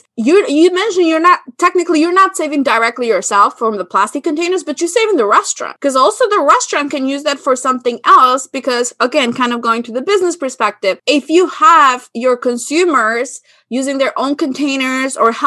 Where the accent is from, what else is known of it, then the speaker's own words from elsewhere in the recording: Albania; moved away; growing up in Albania